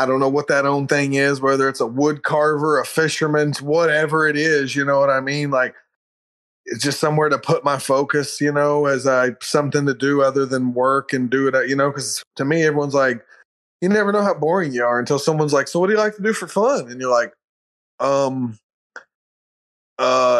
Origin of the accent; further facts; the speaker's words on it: Krebs, Oklahoma, United States; moved away as an adult; also born or lived in McAlester, Oklahoma; now in Norman, United States; Krebs actually is where I grew up